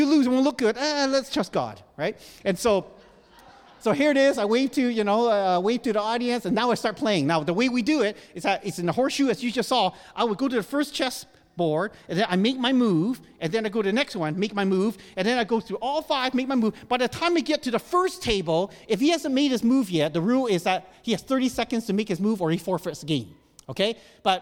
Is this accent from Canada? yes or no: yes; Canada; moved away; I was born and raised in Canada